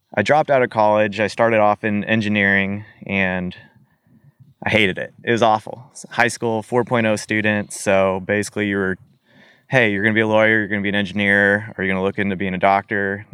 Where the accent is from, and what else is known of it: Arkansas, United States; born or raised there; also born or lived in St. Peters, Missouri / Utah / Alaska